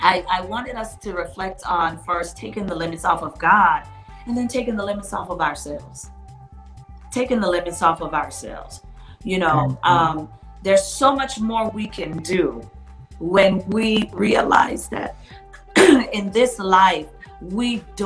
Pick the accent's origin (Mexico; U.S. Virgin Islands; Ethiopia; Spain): U.S. Virgin Islands; when I was growing up in the Virgin Islands, it was like you couldn't even leave the house without drinking tea